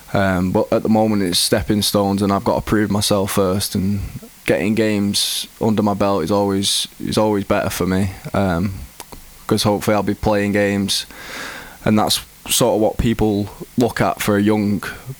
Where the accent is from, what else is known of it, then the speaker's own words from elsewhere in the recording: Greater Manchester, North West England, United Kingdom; I grew up in England. I've always been in England